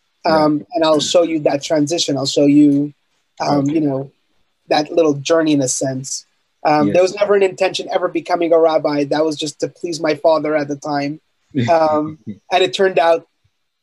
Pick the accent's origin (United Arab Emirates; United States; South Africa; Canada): Canada; Montreal, Quebec; I was born and raised in Montreal, Canada.